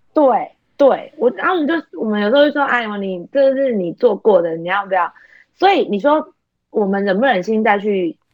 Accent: Taipei, Taiwan; moved away as an adult; now in Kaohsiung, Taiwan; 我是台北人，嫁到高雄

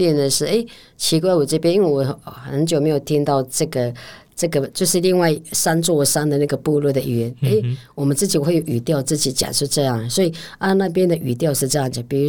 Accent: Taromak, Taitung County, Taiwan; 那其实我觉得我们六个方言，我就是其实，在台东那个达鲁马克，嗯，还有大武卢凯。

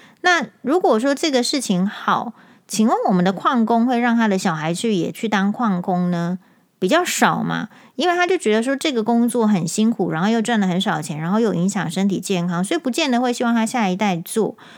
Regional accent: Taiwan; 我们台湾人

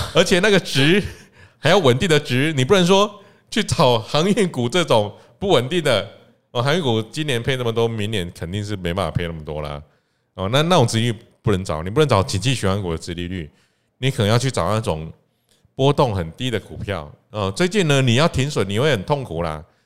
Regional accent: Taiwan; 我们台湾人

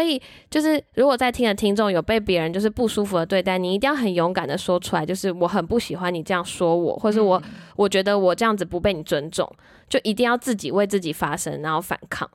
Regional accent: Taiwan; 我们台湾人或亚洲人很喜欢委曲求全或是忍耐

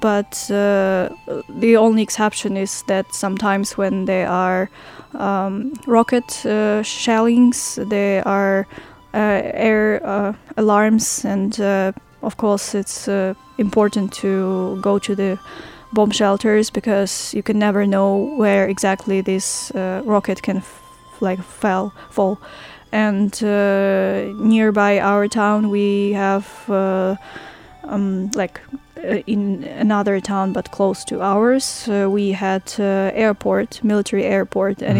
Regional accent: Ukraine; moved away as an adult; now in Hualien, Taiwan; I am from Ukraine and uh, I came to Hualien, to Taiwan, almost uh, three months ago

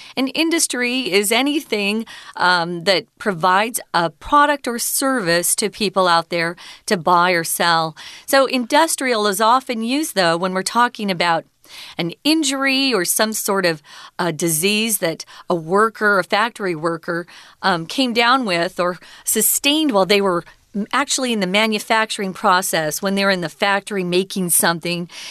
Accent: Arizona, United States; I'm from Arizona, and we have a lot of cacti

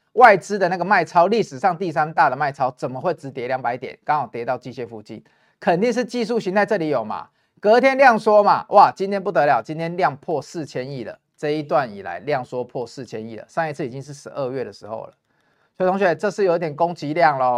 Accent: Taiwan; 因为台积电在我们台湾人的眼里都护国神山啊

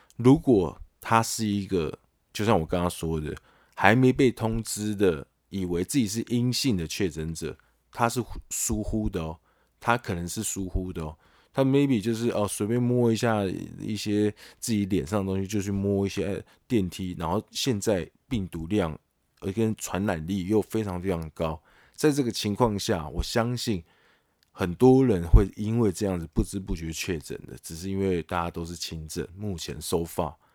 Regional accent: Taiwan; 身为台湾人也是要骄傲啦

